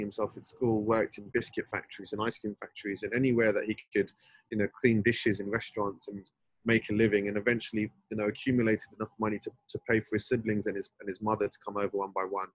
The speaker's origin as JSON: {"language": "English", "region": "London", "country": "United Kingdom", "tie": "born or raised there", "said": "I was born and raised in Northwest London, and you know, spent all of my days growing up there"}